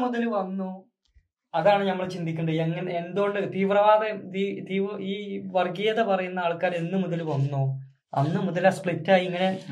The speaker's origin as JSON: {"language": "Malayalam", "town": "Malappuram", "region": "Kerala", "country": "India", "accent": "Malappuram slang", "said": "ഞങ്ങൾ നാലാളും മലപ്പുറത്തു നിന്നാണ് അതുകൊണ്ടാണ് ഞങ്ങൾ ഒരു സ്ലാങ് മാറ്റിക്കാണ്ട് പജ്ജ് കജ്ജ് എന്നുള്ള പ്രൊണൗൺസിയേഷൻ"}